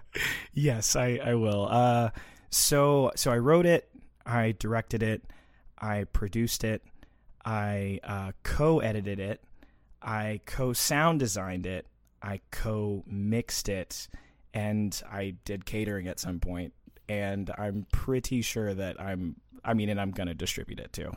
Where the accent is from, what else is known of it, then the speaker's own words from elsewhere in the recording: Little Rock, Arkansas, United States; also born or lived in Conway, Arkansas; I grew up in Little Rock, Arkansas.